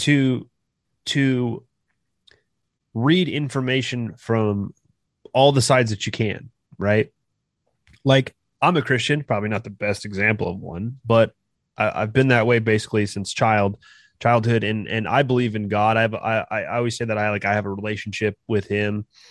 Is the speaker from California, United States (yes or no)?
yes; California, United States; moved away as an adult; now in Kansas, United States; I'm originally from California